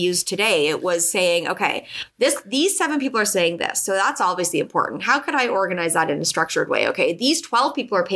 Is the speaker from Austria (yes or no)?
no; Canada; moved away; also born or lived in Toronto, Canada; I'm Canadian originally.